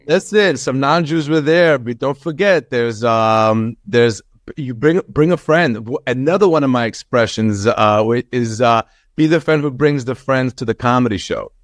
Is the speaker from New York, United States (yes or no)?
yes; Long Island, New York, United States; also born or lived in Israel; We came here when I was seven